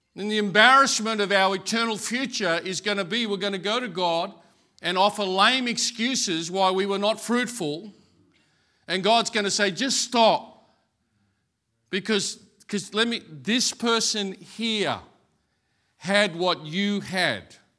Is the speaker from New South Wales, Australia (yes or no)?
no; Brisbane, Queensland, Australia; I grew up in Brackenridge.